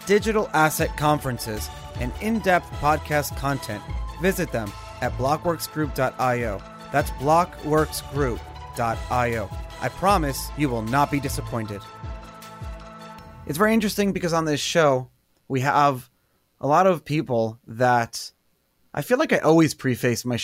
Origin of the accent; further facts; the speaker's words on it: New York City, New York, United States; my hometown of Brooklyn